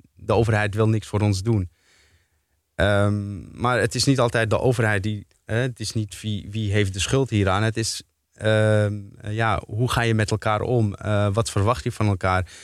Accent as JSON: {"language": "Dutch", "town": "Amsterdam", "region": "North Holland", "country": "Netherlands", "tie": "born or raised there", "said": "ik kom uit Slotervaart zelf, eh, ben daar opgegroeid"}